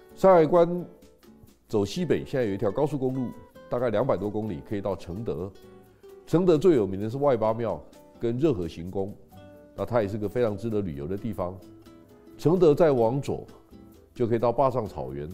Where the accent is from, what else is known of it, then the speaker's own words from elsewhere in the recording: Taiwan; 我们台湾人在心理上有很大的困境